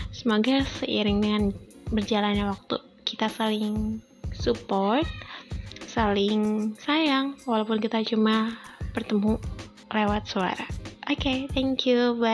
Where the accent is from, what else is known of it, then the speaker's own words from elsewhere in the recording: Lampung, Indonesia; moved away as an adult; gue tinggal dan lahir besar itu di kota Lampung sampai dari gue lahir sampai gue kuliah itu gue di Lampung dan akhirnya setelah gue kuliah dan gue cari kerja ya gue terdampar di sini